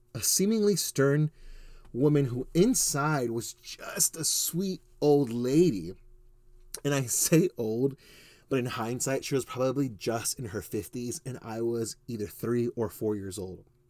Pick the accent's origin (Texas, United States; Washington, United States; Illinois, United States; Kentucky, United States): Texas, United States; Ozona; also born or lived in Houston, Texas; now in Spring, Texas, United States; my family actually lived in a tiny Texas town you've never heard of, Ozona, Texas